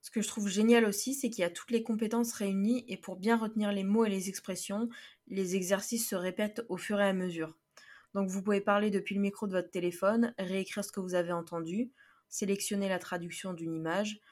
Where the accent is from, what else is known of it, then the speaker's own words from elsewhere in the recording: Paris, Île-de-France, France; also born or lived in Florida, United States; je viens de Paris, France